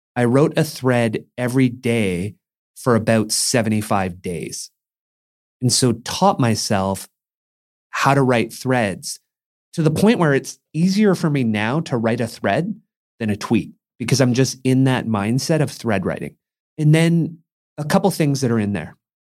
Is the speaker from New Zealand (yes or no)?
no; Mission, British Columbia, Canada; moved away; a kid growing up in Mission